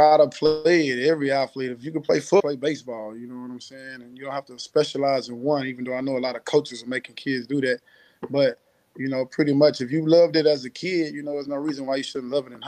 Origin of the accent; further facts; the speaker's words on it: Houston, Texas, United States; I'm from Houston